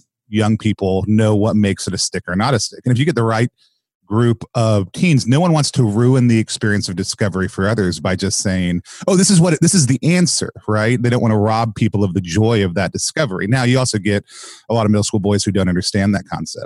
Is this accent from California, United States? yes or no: no; Texas, United States; I grew up calling it in Texas